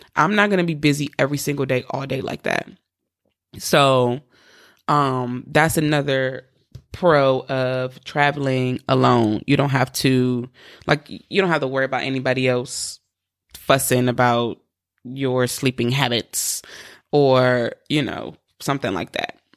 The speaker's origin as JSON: {"language": "English", "region": "East Coast", "country": "United States", "said": "I'm from the East Coast"}